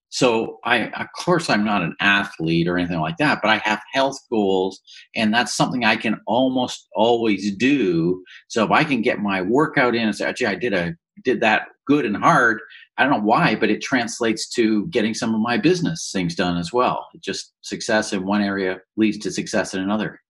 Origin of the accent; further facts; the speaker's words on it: Woodstock, Ontario, Canada; I grew up in Woodstock, Ontario